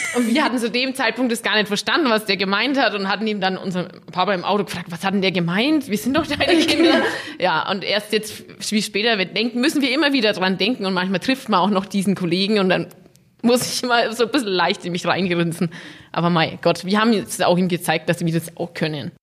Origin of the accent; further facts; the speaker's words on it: Hof, Bavaria, Germany; Wir sind halt in der Brauerei aufgewachsen, gell? Also wir haben unser Leben lang hier mit unseren Eltern gelebt.